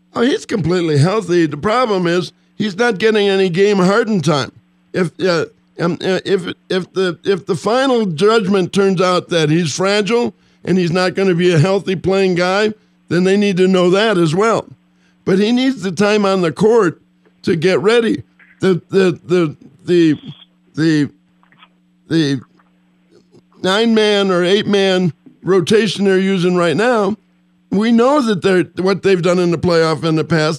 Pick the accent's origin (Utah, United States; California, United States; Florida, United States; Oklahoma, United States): California, United States; Southern; I grew up in Southern California